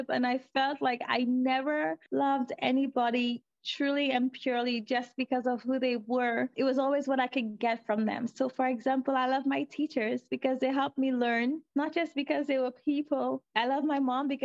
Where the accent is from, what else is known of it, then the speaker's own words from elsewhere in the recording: St. Lucia; moved away; I am originally from St. Lucia